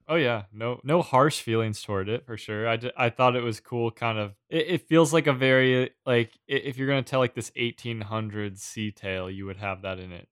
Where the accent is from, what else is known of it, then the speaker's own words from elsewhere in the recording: New England, United States; I grew up in New England, but I didn't grow up on the coast